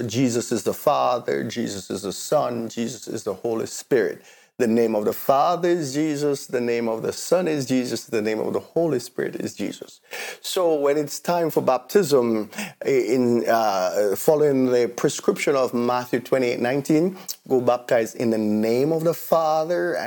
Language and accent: English; Jamaica; now in British Columbia, Canada; I grew up in the church in Jamaica from I was 7 years old